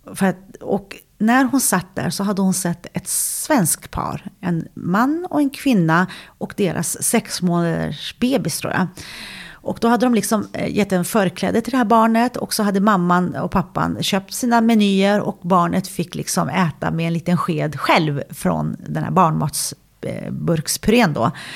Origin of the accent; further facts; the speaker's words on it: Sweden; jag är född och uppvuxen i Sverige